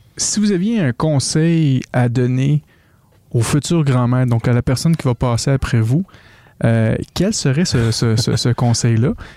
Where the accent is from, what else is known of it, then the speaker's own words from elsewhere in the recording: Quebec, Canada; accent: Québécois (strong); que des petits Québécois décident de parler de maçonnerie, que les Français ont de la misère à nous, entendre des fois parce que mon accent est tellement fort